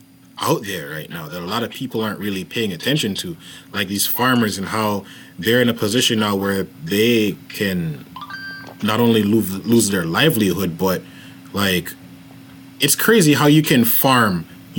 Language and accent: English; Jamaica; I'm Jamaican.